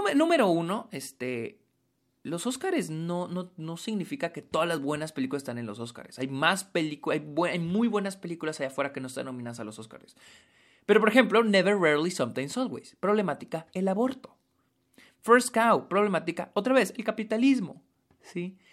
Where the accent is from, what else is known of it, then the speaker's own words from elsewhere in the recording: Mexico; soy de México